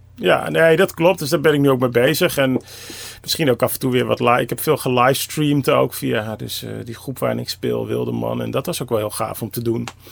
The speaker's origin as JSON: {"language": "Dutch", "town": "Amsterdam", "region": "North Holland", "country": "Netherlands", "said": "Ik kom uit Amsterdam"}